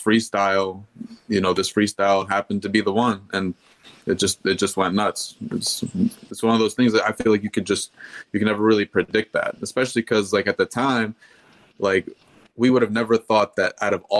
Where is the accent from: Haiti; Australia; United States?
United States; Louisville, Kentucky; also born or lived in Michigan; now in Atlanta, United States; We're from Louisville, Kentucky